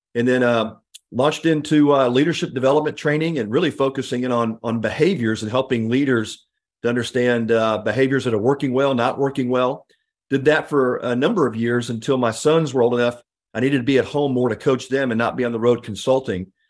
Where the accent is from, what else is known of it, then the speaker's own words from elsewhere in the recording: Houston, Texas, United States; I grew up in the Houston area